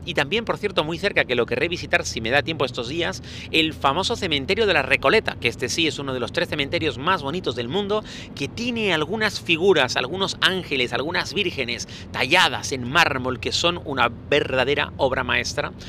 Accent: Spain

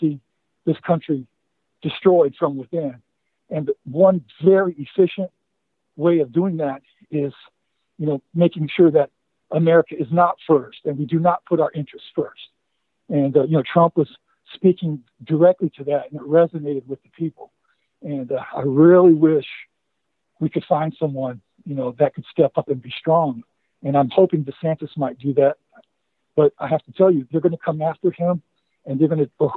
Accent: Mingo County, West Virginia, United States; moved away; I grew up for a while in Mingo County down in southern West Virginia.

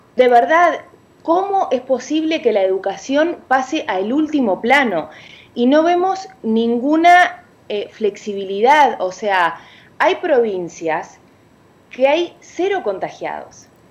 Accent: Uruguay; now in Dominican Republic; yo soy de Uruguay, dominicana, de corazón, pero eh, aplatanada, como dicen, pero uruguaya

